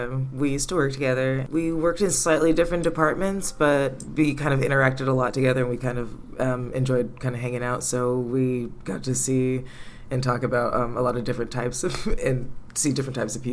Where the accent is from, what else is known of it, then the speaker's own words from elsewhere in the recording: California, United States; Yeah, I'm from California.